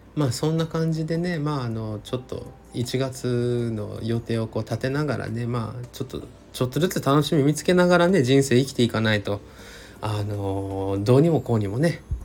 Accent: Hiroshima, Japan; also born or lived in Tokushima; now in Tokyo, Japan; 地元の広島の方にも徳島の方にも戻らず東京の自宅で

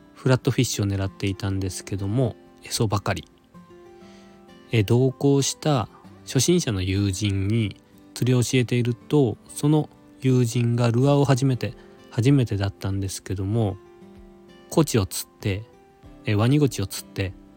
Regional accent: Nagasaki, Japan; now in Tokyo, Japan; 東京都在住で出身は長崎県です

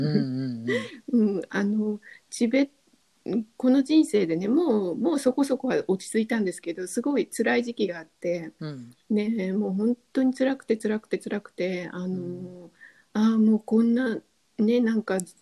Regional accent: Japan; 日本に生まれ育った

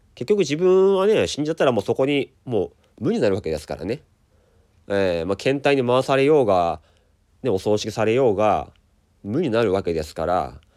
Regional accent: Daisen, Akita, Japan; 秋田ってあの大曲の花火っていうのがね日本一の花火大会があるんですがあそこ僕出身なんですよだからあのちっちゃい時というかまあ10代まではずっと毎年見てたんですよ

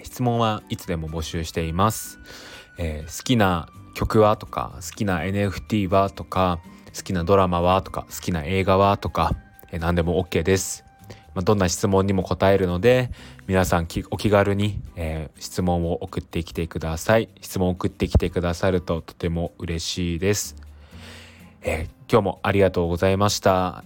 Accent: Toyota, Aichi, Japan; moved away as an adult; now in Tokyo, Japan; 出身は愛知県の豊田市になります

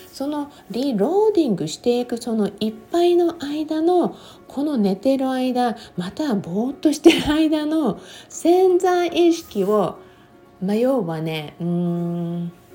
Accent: Japan; 私のふるさとである日本

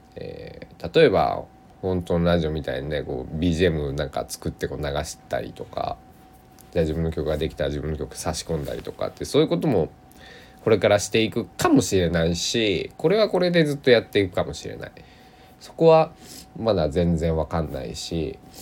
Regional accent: Kochi, Japan; accent: Tosa dialect; 僕の生まれ育った高知土佐弁っていうんですけど高知弁じゃなくて土佐弁っていうんですよ

